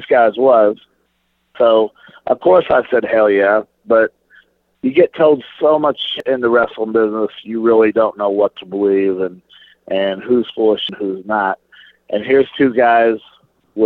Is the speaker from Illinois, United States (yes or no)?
yes; Flora, Illinois, United States; I'm a small town kid, you could look it up. I'm from Flora, Illinois, a town of 5,080 people